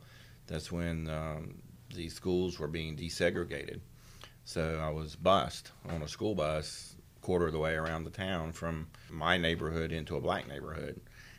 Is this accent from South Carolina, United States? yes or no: no; Charlotte, North Carolina, United States; also born or lived in Triangle area, North Carolina; now in Greensboro, United States; originally from Charlotte as well, and then came to Greensboro in about 1986, left in the mid-90s for a few years and lived over in the Triangle area, and then came back